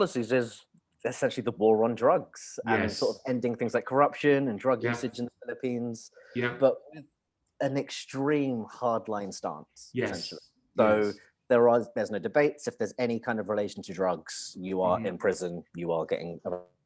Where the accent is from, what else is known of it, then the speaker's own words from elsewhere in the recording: United Kingdom; I was born here